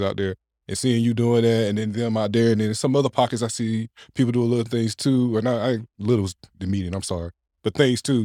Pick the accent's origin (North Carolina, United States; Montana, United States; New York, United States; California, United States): North Carolina, United States; Clayton; also born or lived in Wilson, North Carolina; I'm not from Johnson County originally, but I went to high school in Johnson County